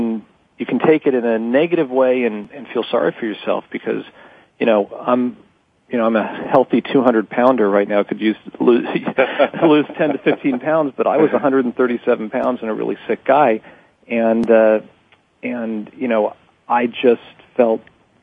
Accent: New York City, New York, United States; also born or lived in Miami; Well, I was born in 64 in New York City, and my parents were just obviously really highly achieving people

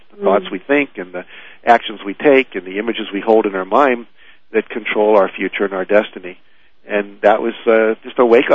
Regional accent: West Virginia, United States; I grew up in West Virginia

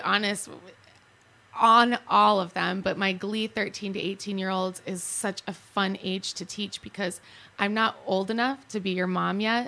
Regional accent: Chicago, Illinois, United States; moved away as an adult; now in Arizona, United States; I grew up in Chicago

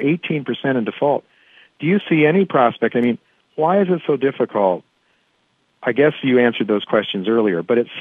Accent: Ohio, United States; When I grew up in Ohio, it was in the Rust Belt

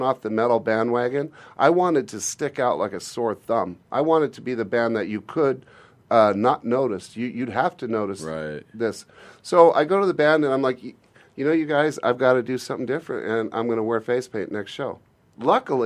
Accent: Glendale, United States; also born or lived in Phoenix, Arizona; I was born in Glendale.

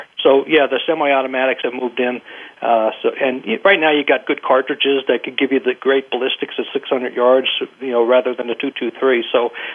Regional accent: eastern Pennsylvania, United States; I grew up in Pennsylvania, eastern Pennsylvania

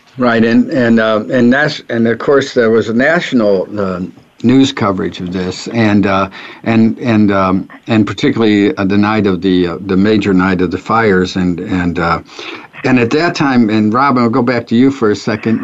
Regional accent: St. Louis, Missouri, United States; also born or lived in Ferguson, Missouri; I grew up in North St. Louis, which was uh, at that time uh, it was uh, it was ghetto area, and then um, my family moved from North St. Louis to Ferguson

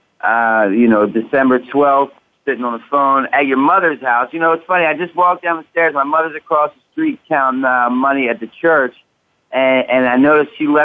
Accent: Massachusetts, United States; my home state

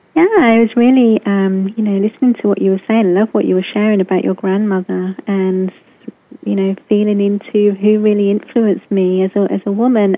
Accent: England, United Kingdom; I was um, raised in England, as you can hear by my accent

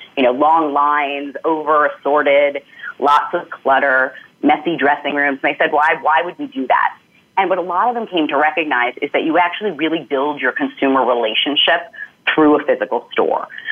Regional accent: New York, United States; as a New Yorker

